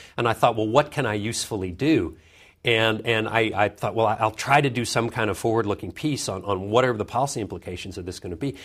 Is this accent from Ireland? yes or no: no; Vancouver, British Columbia, Canada; also born or lived in Schenectady, New York; My father got a job at the university there in Vancouver, and so my, my growing up years were all in, in Canada, in, uh, in Vancouver.